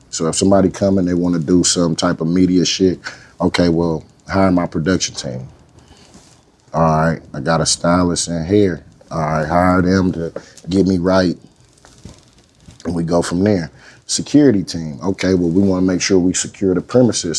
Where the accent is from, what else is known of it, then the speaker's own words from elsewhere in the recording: Oakland, California, United States; I'm from Oakland